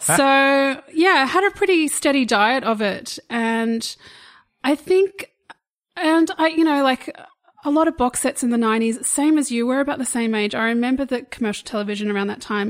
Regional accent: Australia; we're obviously Australian.

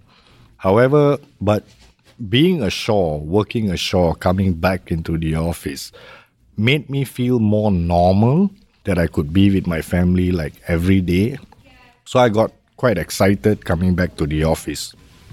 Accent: Malaysia; moved away as an adult; also born or lived in Los Angeles; now in Singapore; I'm basically a Malaysian.

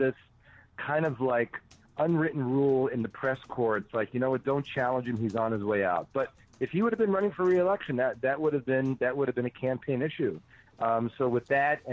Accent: New York, United States; moved away; also born or lived in Madison / Chicago; I grew up in New York

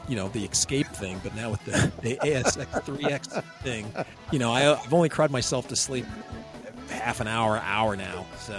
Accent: United States; I'm from America.

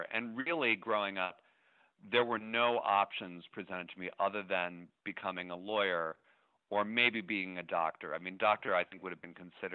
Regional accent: Shaker Heights, Ohio, United States; moved away; also born or lived in Cambridge, Massachusetts; I grew up in Shaker Heights, Ohio

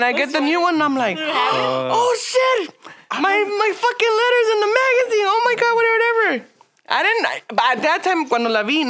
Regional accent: California, United States; I'm from California.

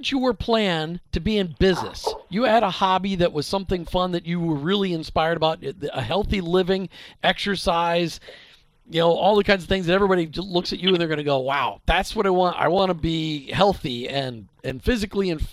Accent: Minnesota, United States; I grew up in Minnesota, so I say everything differently.

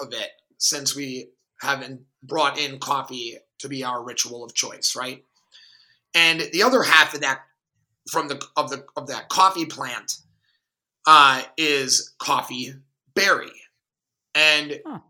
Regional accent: Milwaukee, Wisconsin, United States; I grew up in Milwaukee, a very diverse city.

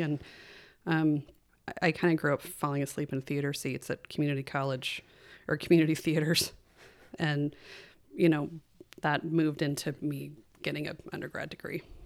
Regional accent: Kalispell, Montana, United States; also born or lived in California; We moved to Kalispell when I was six, and we grew up, I grew up on, um, seventeen acres of, of land west of town.

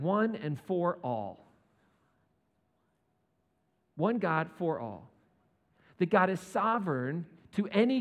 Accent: United States; As an American

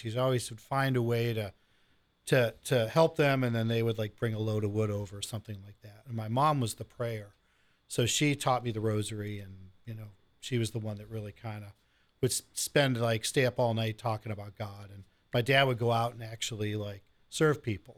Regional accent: Lorain County, Ohio, United States; born or raised there; moved away as an adult; also born or lived in Cleveland, Ohio; now in Central Ohio, United States

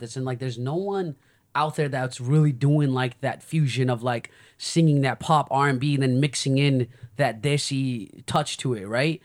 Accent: United States; I'm from the States

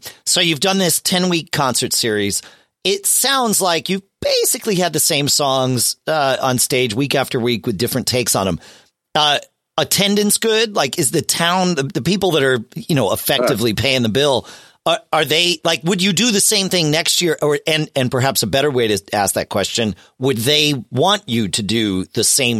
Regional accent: Southern Connecticut, United States; when I was growing up in Southern Connecticut

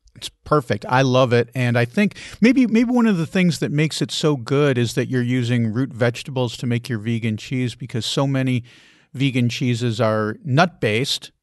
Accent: Chicago, Illinois, United States; moved away as an adult; also born or lived in Asheville, North Carolina; I grew up in the Chicago area

